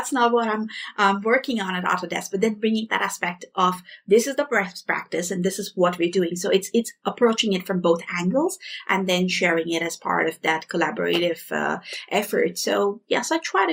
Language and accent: English; India; moved away; I'm from India